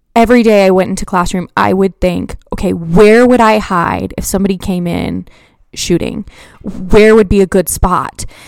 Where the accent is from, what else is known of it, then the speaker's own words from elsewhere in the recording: Colorado, United States; I grew up in Colorado and I was in, like, third grade when Columbine happened